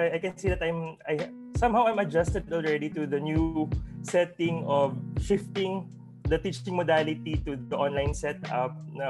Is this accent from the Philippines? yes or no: yes; Bacolod, Negros Island Region, Philippines; moved away as an adult; now in Ozamiz, Philippines; I'm originally from Bacolod